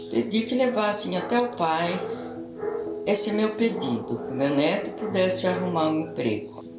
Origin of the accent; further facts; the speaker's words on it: Indaiatuba, São Paulo, Brazil; sou da cidade de Indaiatuba.